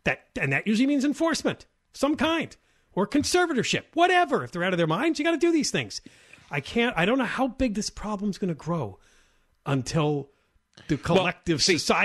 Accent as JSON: {"language": "English", "town": "San Diego", "region": "California", "country": "United States", "tie": "born or raised there", "said": "I grew up here in San Diego, and I don't know, one day my landlord kicked me out, and I lost my job, and here I am."}